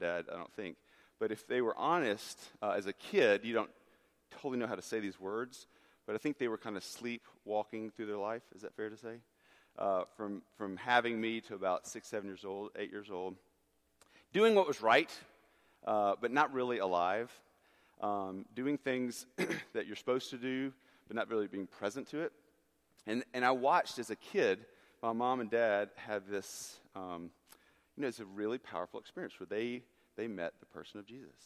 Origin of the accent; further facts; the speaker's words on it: United States; I grew up on Lookout Mountain, the water towers, if you look off from your parking lot down there